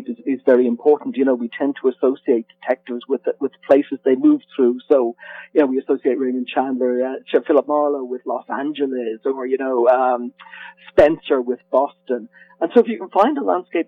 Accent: Dublin, Leinster, Ireland; I'm Irish, and I grew up in Dublin

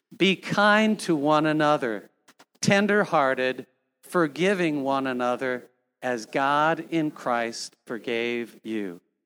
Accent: Cedar Falls, Iowa, United States; when I was growing up in Cedar Falls, Iowa, we had six children

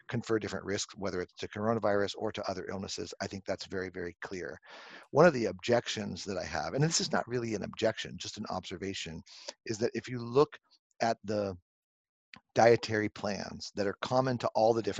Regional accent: Southern California, United States; now in Connecticut, United States; I grew up on the beaches of Southern California

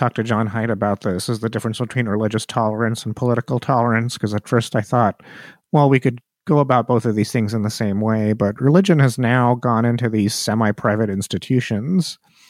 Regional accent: India; now in United States; I'm from India.

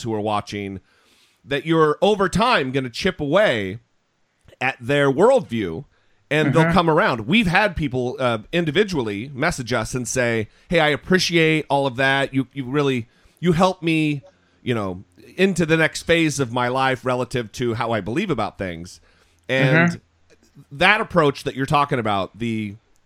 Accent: Northern Idaho, United States; moved away; I grew up in Northern Idaho

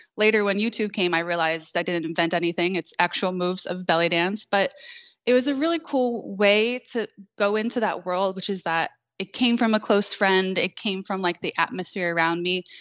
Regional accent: New York City, New York, United States; now in North Carolina, United States; I grew up in Queens, New York

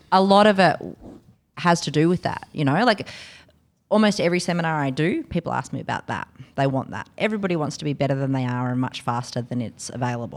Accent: Canberra, Australian Capital Territory, Australia; also born or lived in London; But I came from Canberra

